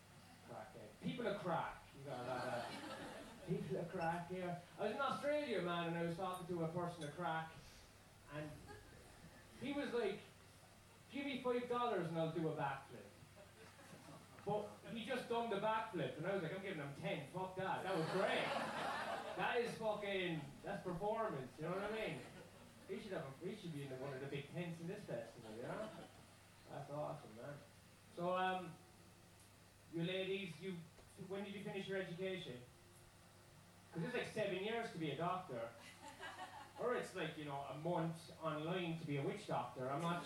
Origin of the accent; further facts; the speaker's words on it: Ireland; As growing up in Ireland, there was two classes, you know?